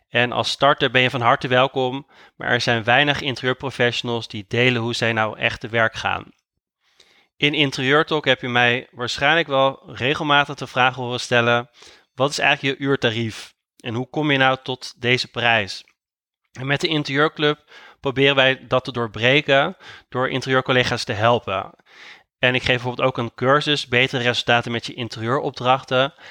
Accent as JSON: {"language": "Dutch", "town": "Amsterdam", "region": "North Holland", "country": "Netherlands", "said": "ik ben interieurontwerper uit Amsterdam"}